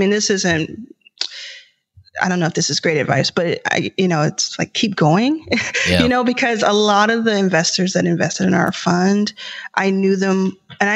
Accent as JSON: {"language": "English", "town": "Dallas", "region": "Texas", "country": "United States", "tie": "born or raised there", "moved": "yes", "lives_now": "Los Angeles, United States", "said": "I was raised in Dallas, Texas"}